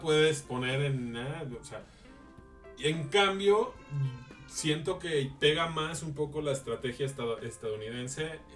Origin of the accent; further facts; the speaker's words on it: Mexico; nuestro país